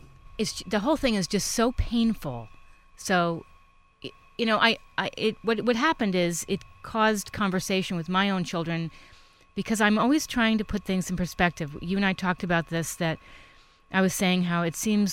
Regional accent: Stamford, Connecticut, United States; I'm from Stamford

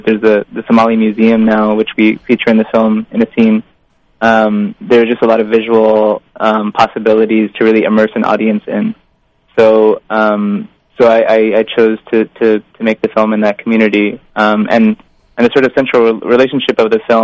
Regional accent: Indiana, United States; I grew up in the Midwest in Indiana

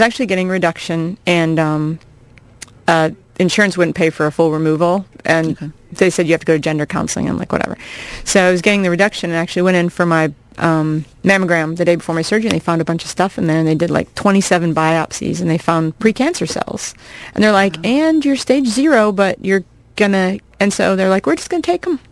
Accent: Iowa, United States; moved away as an adult; I grew up in Iowa, and uh, I'm 40. I've uh, I've actually been away from Iowa for half of my life

